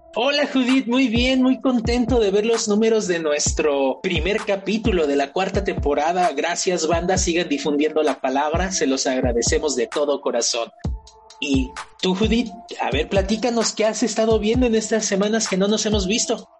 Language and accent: Spanish; Mexico; yo como mexicano